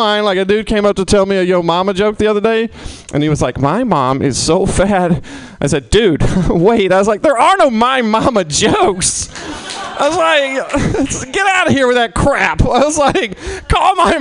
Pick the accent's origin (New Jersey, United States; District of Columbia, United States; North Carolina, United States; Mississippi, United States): Mississippi, United States; now in San Francisco, United States; I'm originally from Mississippi